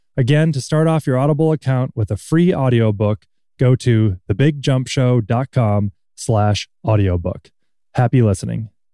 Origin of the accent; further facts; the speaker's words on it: Minnesota, United States; I grew up in Minnesota